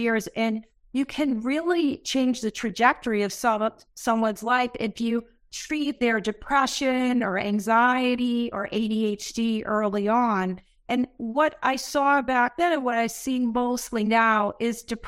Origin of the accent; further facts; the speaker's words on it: Massachusetts, United States; I grew up in Massachusetts